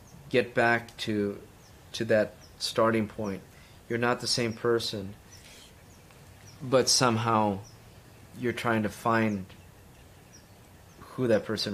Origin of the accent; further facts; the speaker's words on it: East Los Angeles, California, United States; growing up in East